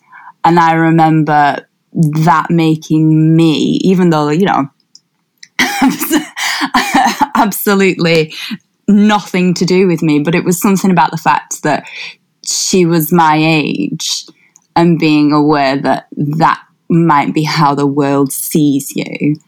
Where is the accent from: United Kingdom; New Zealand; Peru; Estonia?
United Kingdom; Wigan, North West England; So, like, I'm from Wigan, or just north of Wigan, and Wigan's quite diverse.